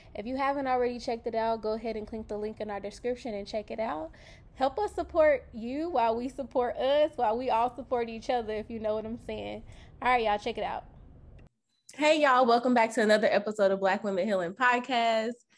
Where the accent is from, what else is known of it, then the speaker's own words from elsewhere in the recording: Kentucky, United States; now in Los Angeles, United States; I'm from Kentucky